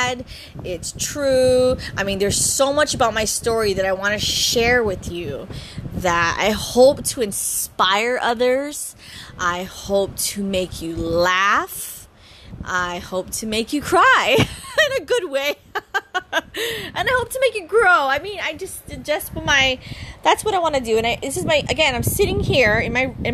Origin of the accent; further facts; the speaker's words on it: Oahu, Hawaii, United States; growing up here in the beautiful island of Oahu, I'm born and raised here